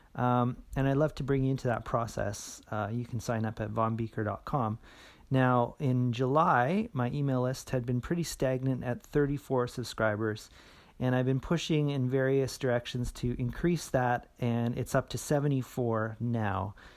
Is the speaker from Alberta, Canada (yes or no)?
yes; Edmonton, Alberta, Canada; my hometown here in Edmonton